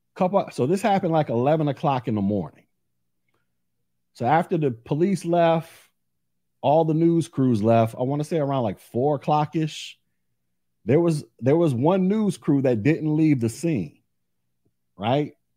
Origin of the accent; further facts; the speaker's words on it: Orlando, Florida, United States; I'm from Orlando. Live here now